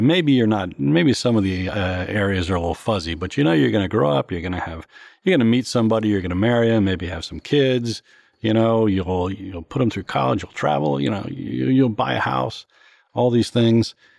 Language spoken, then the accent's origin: English; Morgantown, West Virginia, United States; now in Washington, D.C., United States; my hometown in Morgantown, West Virginia